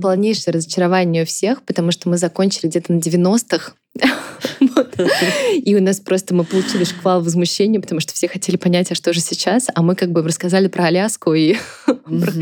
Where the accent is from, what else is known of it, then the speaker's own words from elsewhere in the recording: Tambov, Tambov Oblast, Russia; moved away; я из Тамбова сама